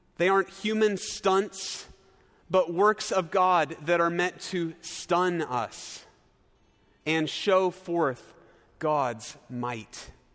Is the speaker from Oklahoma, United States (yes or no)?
yes; Norman, Oklahoma, United States; moved away as an adult; also born or lived in Chicago suburbs, Illinois; my hometown of Norman, Oklahoma